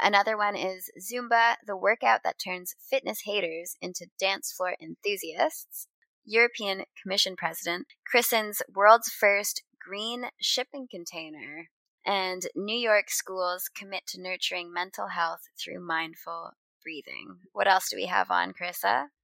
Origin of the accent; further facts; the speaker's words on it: Canada; moved away; I haven't lived in Canada in a long time, but I still identify as Canadian